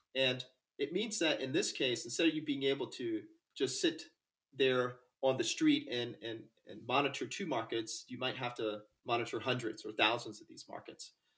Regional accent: North Carolina, United States; I'm from North Carolina, the south of the United States. And uh, I grew up uh, actually on the ocean

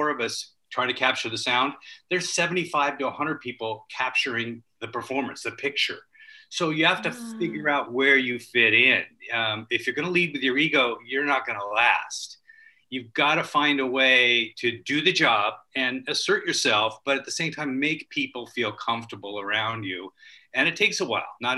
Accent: Culver City, California, United States; I grew up in Culver City, right across from MGM.

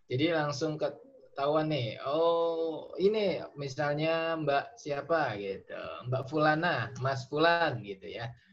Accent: West Sumatra, Indonesia; ada orang Pasaman ini orang kampung saya ya satu

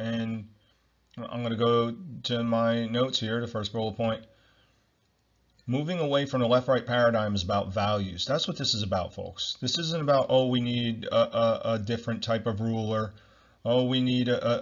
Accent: Ocean County, New Jersey, United States; I'm from Ocean County, New Jersey

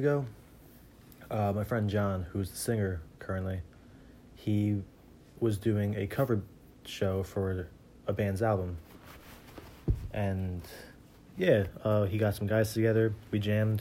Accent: New Jersey, United States; It was a local thing at my local music center in Jersey. I was in there for a few years

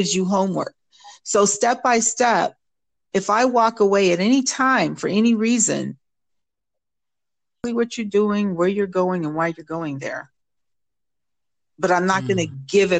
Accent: Jamaica; I am Jamaican

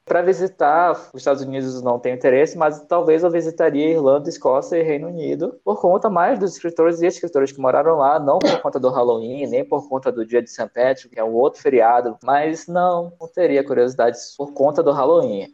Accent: Manaus, Amazonas, Brazil; moved away as an adult; also born or lived in São Paulo; Manaus, que é onde eu cresci

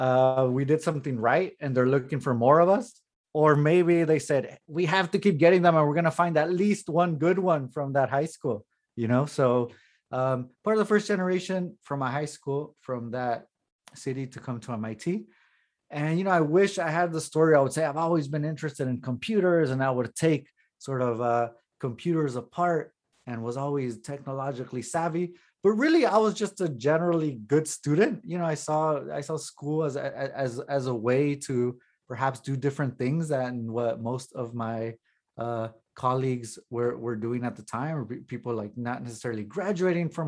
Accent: Los Angeles, California, United States; moved away as an adult; also born or lived in Cambridge, Massachusetts; I grew up in the East San Fernando Valley of Los Angeles.

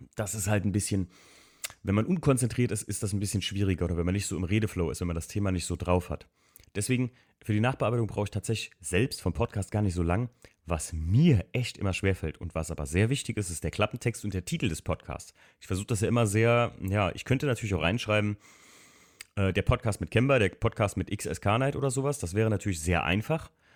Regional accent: Eifel, Germany; bei uns in der Eifel

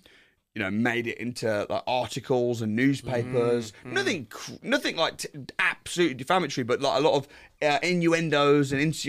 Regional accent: West Midlands, United Kingdom; also born or lived in Wolverhampton; So I'm from the Midlands. Yeah. I grew up in a place called Warsaw.

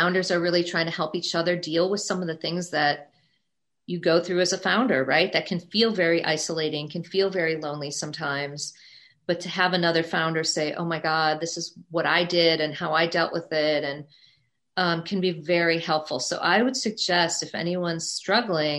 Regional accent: Midwest, United States; moved away as an adult; also born or lived in New York City / Indiana; now in New York, United States; I grew up in the Midwest, as I mentioned. I went to school in the Midwest at Indiana University

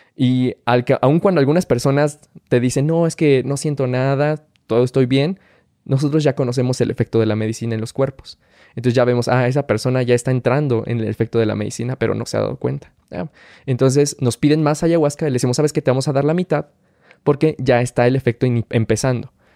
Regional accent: Tula de Allende, Hidalgo, Mexico; soy originario de Tula Hidalgo

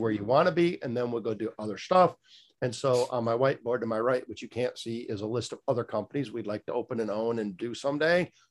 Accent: Michigan, United States; moved away as an adult; also born or lived in South Florida; now in Fort Pierce, United States; I was born and raised in Michigan

